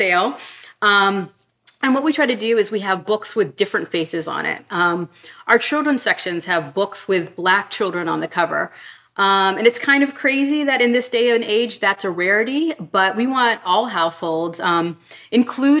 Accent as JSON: {"language": "English", "town": "Pittsburgh", "region": "Pennsylvania", "country": "United States", "tie": "born or raised there", "moved": "yes", "said": "I grew up in Pittsburgh in a very sort of Black and white space. And when I left Pittsburgh"}